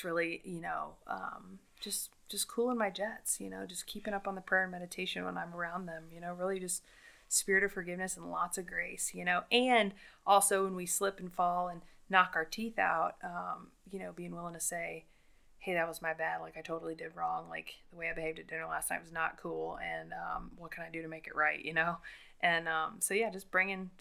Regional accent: the South, Louisiana, United States; we're from the South

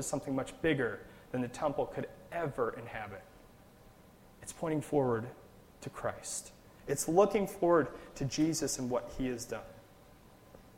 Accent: Nebraska, United States; Being from Nebraska, I'm from Nebraska.

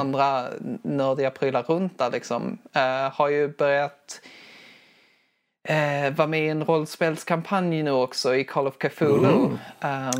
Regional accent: Skurup, Skåne, Sweden; accent: Skånska; now in Skara, Sweden; jag, kommer ifrån Skurup i Skåne.

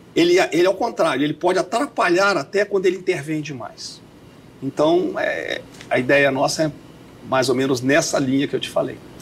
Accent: Belo Horizonte, Minas Gerais, Brazil; moved away; eu sou mineiro aqui de Belo Horizonte, né? nascido e criado na floresta.

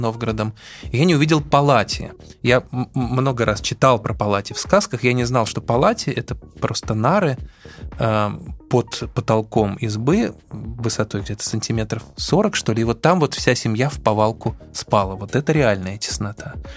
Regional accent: Saint Petersburg, Russia; Я, кстати, вырос в Петербурге в доме типа «Корабль»

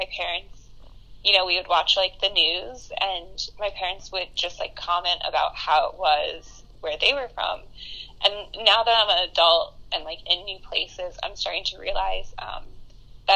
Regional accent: Sebastian, Florida, United States; moved away as an adult; also born or lived in St. Augustine, Florida / Indiana; I was born and raised in Sebastian, Florida

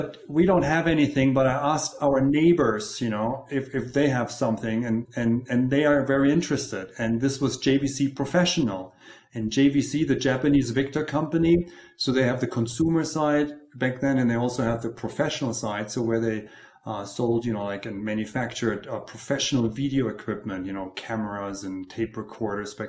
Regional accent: Germany; moved away as an adult; also born or lived in Munich / Los Angeles; now in Colorado, United States; I grew up in Germany

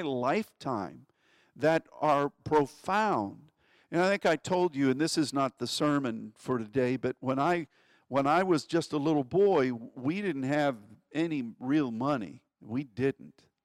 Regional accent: United States; as an American

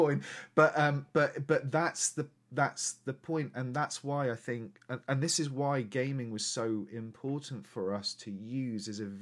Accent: Lincolnshire, East Midlands, United Kingdom; also born or lived in London; I was born in London, moved to Lincolnshire when I was very 6 months old. So there was, in Lincolnshire in the 80s and 90s, there was no ethnicity or diversity at all.

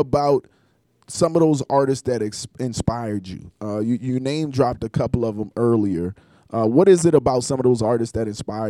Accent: Charleston, South Carolina, United States; I come from Charleston, South Carolina

